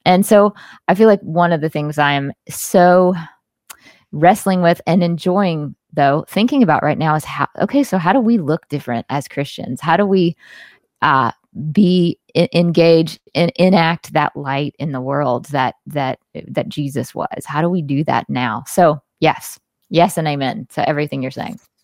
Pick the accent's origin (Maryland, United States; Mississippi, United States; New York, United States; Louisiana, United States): Mississippi, United States; Jackson; I was born and raised in the Deep South